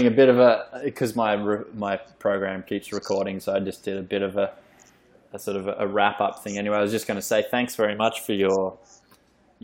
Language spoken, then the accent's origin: English; Australia; as an Australian